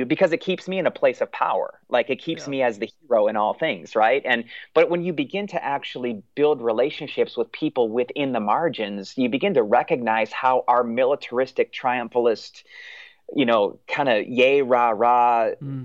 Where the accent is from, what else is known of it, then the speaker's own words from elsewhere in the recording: United States; for us as American Christians